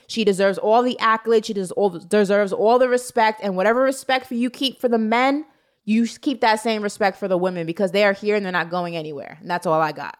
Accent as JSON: {"language": "English", "region": "New York", "country": "United States", "said": "as a New Yorker"}